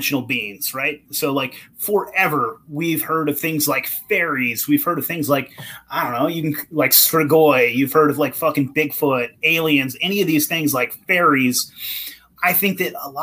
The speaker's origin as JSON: {"language": "English", "town": "Eureka", "region": "California", "country": "United States", "tie": "born or raised there", "said": "I'm from Humboldt County. If you know where that is, like Eureka, yeah. California on the coast there"}